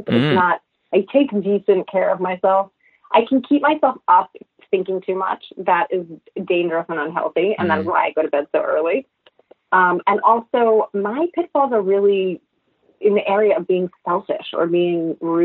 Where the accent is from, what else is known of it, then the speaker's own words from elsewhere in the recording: New York, United States; New York